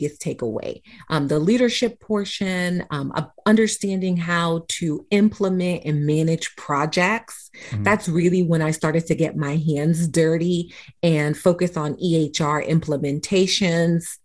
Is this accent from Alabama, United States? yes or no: no; New York City, New York, United States; moved away as an adult; now in Tampa, United States; born and raised in the Bronx, New York